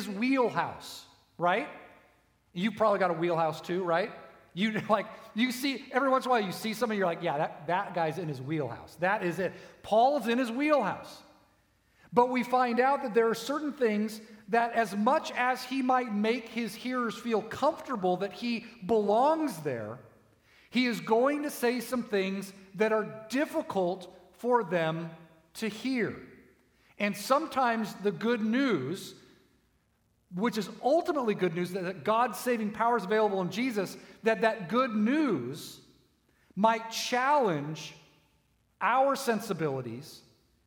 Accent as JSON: {"language": "English", "country": "United States", "said": "I'm an American"}